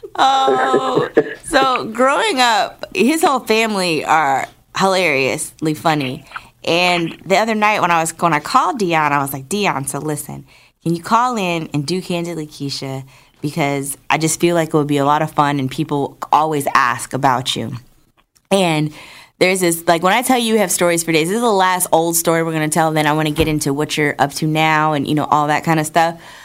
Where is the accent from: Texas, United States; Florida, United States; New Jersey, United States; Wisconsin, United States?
New Jersey, United States; I'm originally from New Jersey